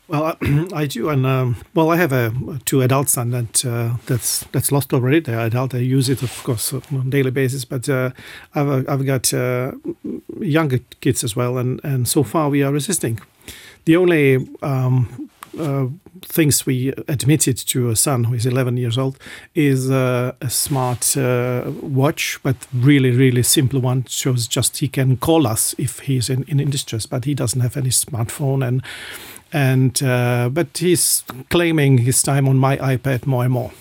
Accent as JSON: {"language": "English", "town": "Liberec", "region": "Liberec Region", "country": "Czechia", "tie": "born or raised there", "second_language": "English", "moved": "as an adult", "lives_now": "Luxembourg", "said": "my hometown, in, in Liberec, in, in, uh, north of Czechia"}